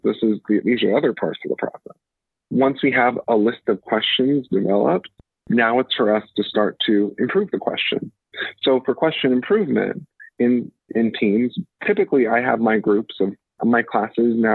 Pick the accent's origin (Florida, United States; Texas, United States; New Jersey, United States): New Jersey, United States; Atlantic City; I'm from South Jersey, from Atlantic City, although I'm a first generation Trinidadian immigrant